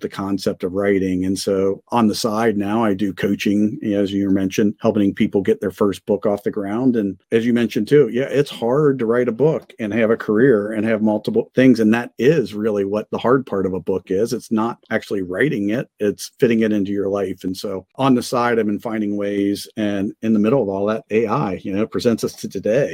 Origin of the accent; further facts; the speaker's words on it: Cincinnati, Ohio, United States; ended up landing in Cincinnati in my hometown